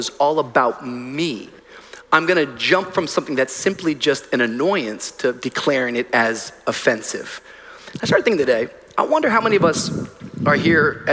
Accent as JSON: {"language": "English", "town": "Miami", "region": "Florida", "country": "United States", "said": "I'm from Miami"}